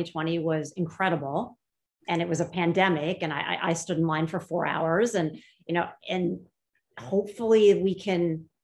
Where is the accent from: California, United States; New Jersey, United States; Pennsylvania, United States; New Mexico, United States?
Pennsylvania, United States; now in New York, United States; I'm from Pennsylvania originally